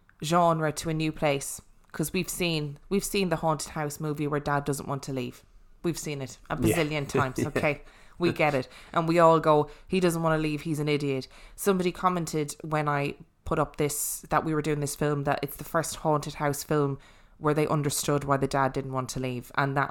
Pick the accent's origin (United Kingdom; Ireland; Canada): Ireland; accent: Irish; and my Irish accent do not go.